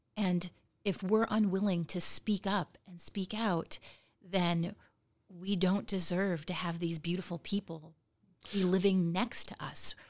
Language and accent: English; Nome, Alaska, United States; I grew up in Nome